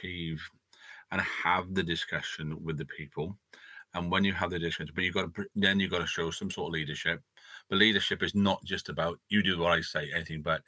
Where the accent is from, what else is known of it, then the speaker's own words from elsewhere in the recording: Newport, Wales, United Kingdom; also born or lived in Cwmbran; As a child growing up in Newport and Cumbran area, went to church